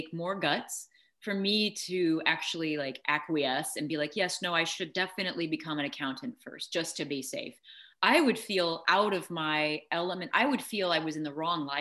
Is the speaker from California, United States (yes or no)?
no; Peoria, Illinois, United States; I grew up in Peoria, Illinois